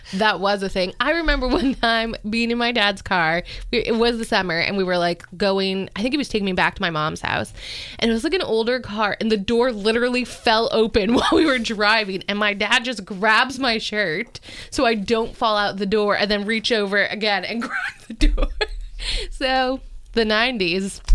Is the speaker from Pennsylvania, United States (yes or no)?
yes; Scranton, Pennsylvania, United States; now in Virginia, United States; I grew up in Pennsylvania in like in Scranton